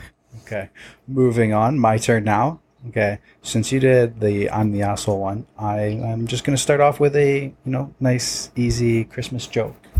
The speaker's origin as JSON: {"language": "English", "town": "Toronto", "region": "Ontario", "country": "Canada", "said": "We're from Toronto"}